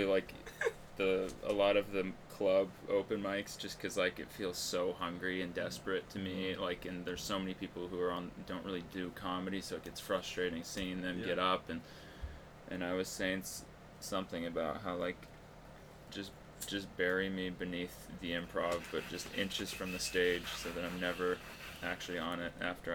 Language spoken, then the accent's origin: English; Los Angeles, California, United States; I'm from here, from L.A.